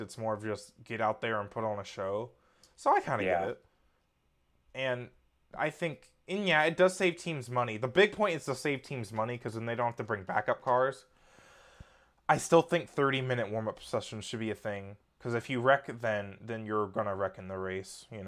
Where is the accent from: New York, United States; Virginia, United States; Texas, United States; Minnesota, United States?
Virginia, United States; Richmond; I'm also like from Richmond